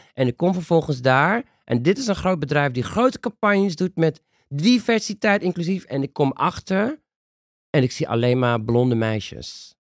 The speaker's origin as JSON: {"language": "Dutch", "country": "Netherlands", "said": "Daar zijn wij de Nederlandse nazaten"}